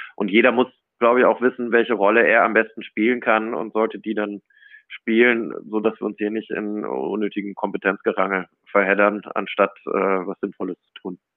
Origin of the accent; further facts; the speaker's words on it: Cologne, North Rhine-Westphalia, Germany; now in Munich, Germany; ich bin im, im, tief im Herzen natürlich eine Kölsche Jung. Also bin, bin, bin Rheinländer, bin in Köln sozialisiert